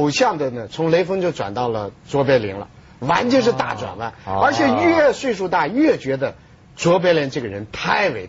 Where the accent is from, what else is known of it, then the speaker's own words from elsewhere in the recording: China; 我们中国人没这个条件，中国人一直不是一夫